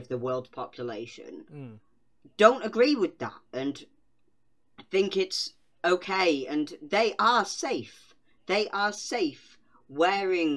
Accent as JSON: {"language": "English", "country": "United Kingdom", "said": "I'm British"}